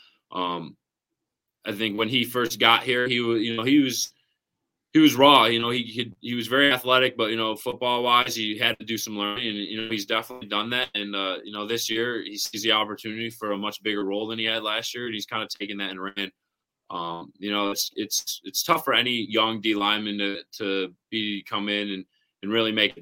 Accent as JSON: {"language": "English", "town": "Syracuse", "region": "New York", "country": "United States", "tie": "born or raised there", "also_born_or_lived": "Columbus, Ohio / Cortland, New York", "moved": "yes", "said": "I was born in Columbus, Ohio, and then moved to another part of upstate New York, which is called Cortland. And then we went 30 minutes north to Syracuse, where I basically stayed, you know, throughout high school, middle school, and elementary school."}